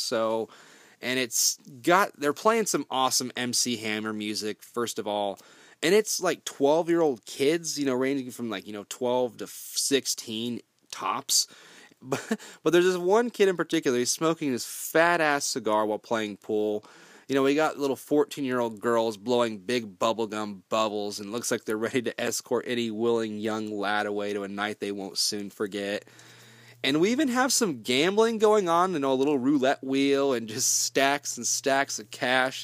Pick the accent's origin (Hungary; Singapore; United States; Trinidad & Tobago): United States; Kansas; I'm from Kansas